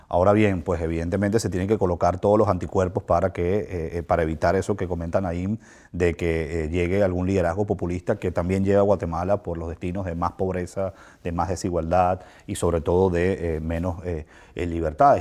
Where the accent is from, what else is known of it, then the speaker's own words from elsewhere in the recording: Venezuela; como venezolano